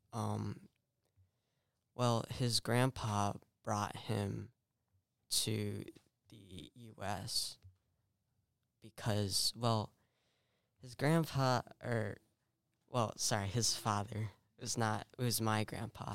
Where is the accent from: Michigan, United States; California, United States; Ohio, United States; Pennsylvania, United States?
California, United States; I was born in California